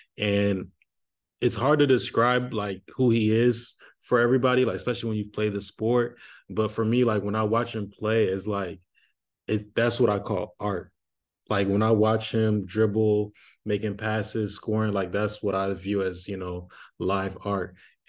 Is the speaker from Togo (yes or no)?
yes; Togo; Now, for me, honestly, like growing up in Togo, like everybody always associated players with numbers.